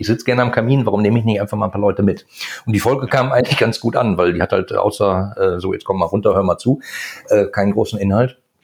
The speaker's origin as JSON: {"language": "German", "area": "Ruhr area", "region": "North Rhine-Westphalia", "country": "Germany", "said": "ich komme aus dem Ruhrgebiet"}